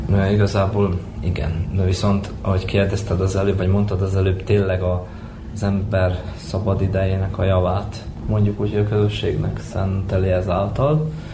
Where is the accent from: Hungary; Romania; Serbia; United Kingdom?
Serbia; Moravica, Vojvodina; also born or lived in Horgoš / Subotica / Novi Sad; Ide születtem Moravicára, mondhatjuk így. Itt is nőttem fel.